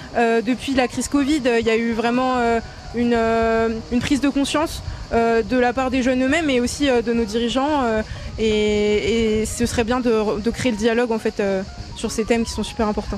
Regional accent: Ardennes, Grand Est, France; je viens des Ardennes, dans un quartier un peu défavorisé

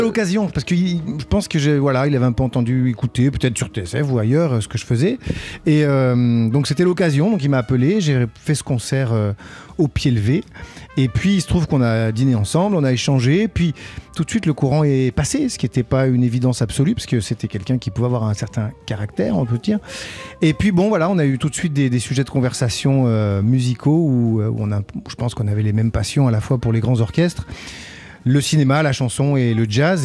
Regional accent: south of France, France; moved away; quand j'étais petit, je viens du, sud de la France, il y avait un, un petit village à Péonne

